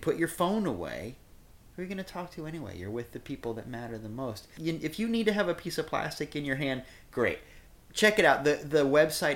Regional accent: Iowa, United States; born or raised there; also born or lived in Kansas City, Missouri; now in Florida, United States

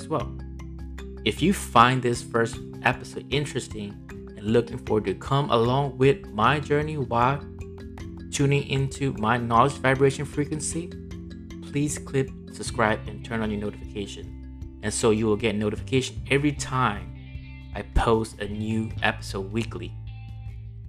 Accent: Myanmar; English is a second language; moved away as an adult; now in United States; I am born and raised in Myanmar for the first 18 years of my life, until I migrated to this great nation called US

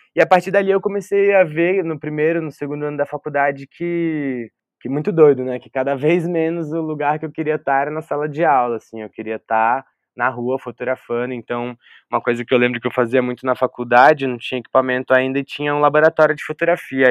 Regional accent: Taubaté, São Paulo, Brazil; also born or lived in Porto Velho, Rondônia; numa região, que é o Vale do Paraíba, cresci ali

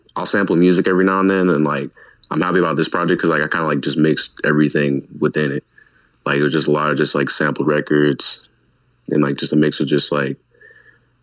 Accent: San Diego, California, United States; I'm originally from San Diego

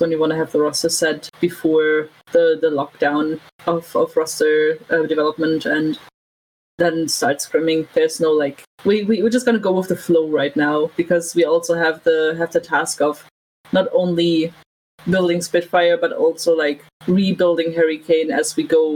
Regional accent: Germany; English is a second language; as German kids

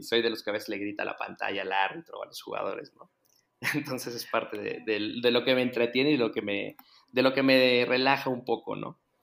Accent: Guadalajara, Jalisco, Mexico; soy de Guadalajara

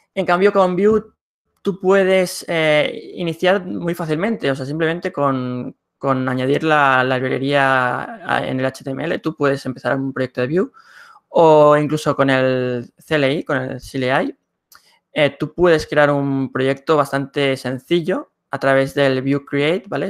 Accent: Barcelona, Catalonia, Spain; soy de Barcelona, España

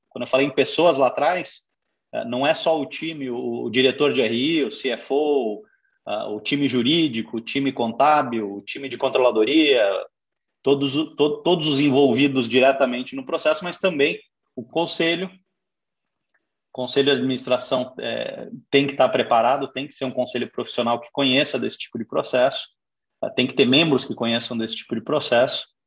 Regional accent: Curitiba, Paraná, Brazil; also born or lived in São Paulo; sou de São Paulo, me criei em Curitiba, fiz toda a carreira aqui

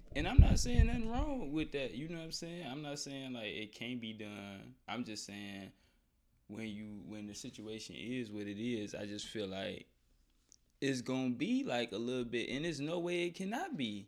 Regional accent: Chicago, Illinois, United States; growing up in Chicago, yeah, in Chicago

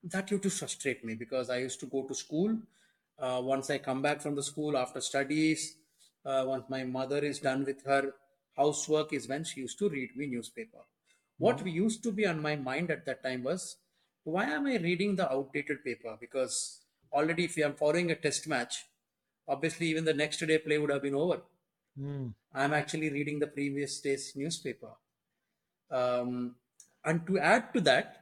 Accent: Vijayawada, Andhra Pradesh, India; moved away as an adult; also born or lived in Hyderabad; I grew up in Vijayawada

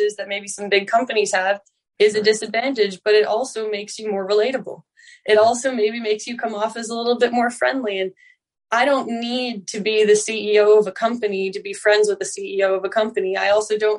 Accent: Newfoundland and Labrador, Canada; that's just the way of being a Newfoundlander

